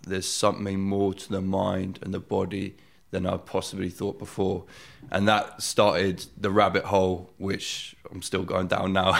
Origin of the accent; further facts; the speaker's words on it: Oxford, South East England, United Kingdom; born and bred in Oxford